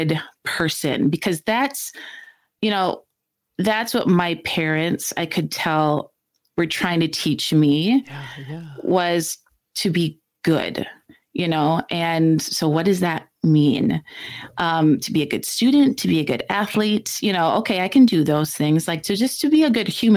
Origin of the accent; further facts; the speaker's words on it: Chatfield, Minnesota, United States; we did everything in our small hometown, Chatfield. And so we went to school there